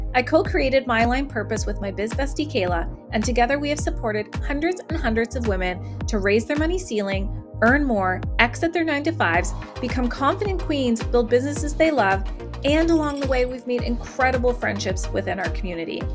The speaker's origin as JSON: {"language": "English", "region": "East Coast", "country": "United States", "accent": "East Coast", "said": "my East Coast accent"}